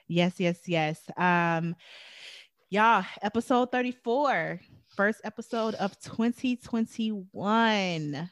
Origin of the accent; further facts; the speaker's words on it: Chicago, Illinois, United States; moved away; I came from Chicago